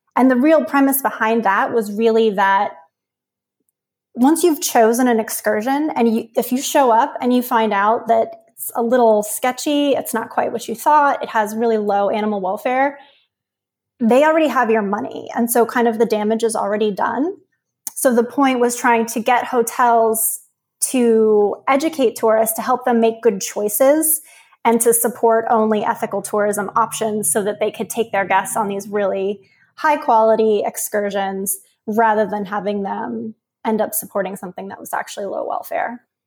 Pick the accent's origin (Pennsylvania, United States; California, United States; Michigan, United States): Pennsylvania, United States; Uniontown; I grew up in rural Pennsylvania south of Pittsburgh